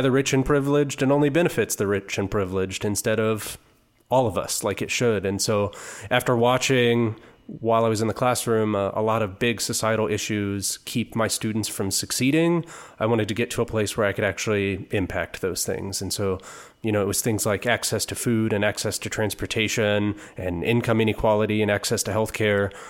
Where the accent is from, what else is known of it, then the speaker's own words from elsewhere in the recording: Topeka, Kansas, United States; moved away as an adult; now in Kansas City, United States; I was born and raised in Topeka.